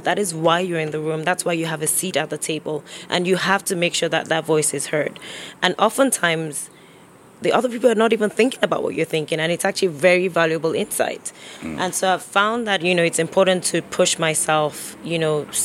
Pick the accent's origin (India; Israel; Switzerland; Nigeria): Nigeria; moved away; growing up in Nigeria